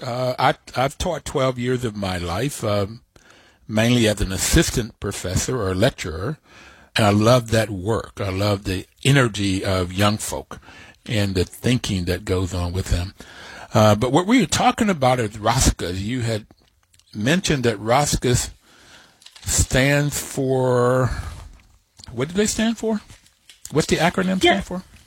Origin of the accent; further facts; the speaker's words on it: Bluefield, West Virginia, United States; also born or lived in New York; I grew up in Bluefield, West Virginia, very small town